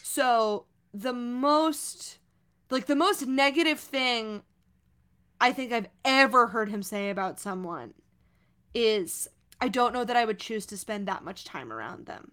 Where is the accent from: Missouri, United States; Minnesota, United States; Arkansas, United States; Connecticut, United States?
Missouri, United States; now in New York, United States; I'm from Missouri